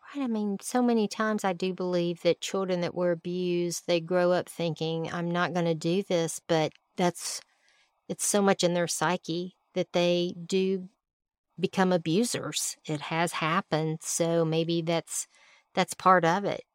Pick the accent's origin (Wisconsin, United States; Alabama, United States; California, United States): Alabama, United States; moved away; I was from Alabama